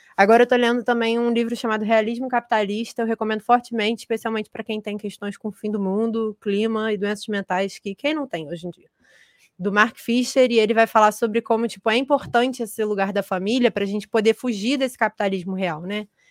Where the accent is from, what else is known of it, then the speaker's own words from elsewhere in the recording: Brazil; eu sou brasileira e americana